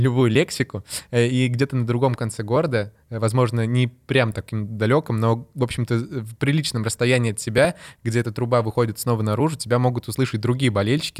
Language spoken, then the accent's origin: Russian; Ukraine; я сам с Украины